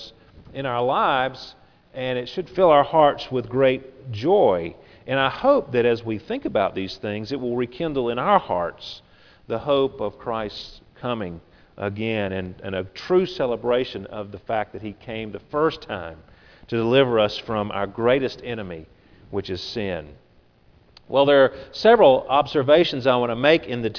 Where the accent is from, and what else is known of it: Grand Bay, Alabama, United States; born or raised there; also born or lived in Pascagoula, Mississippi; now in Biloxi, United States